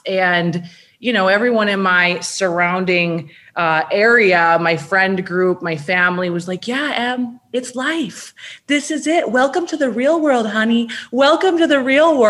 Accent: Minnesota, United States; growing up in Minnesota

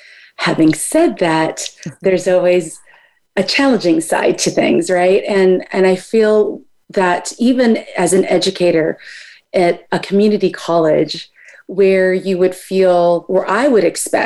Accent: United States; I am both Filipina, and I know I am a product of the United States. So I am American as well.

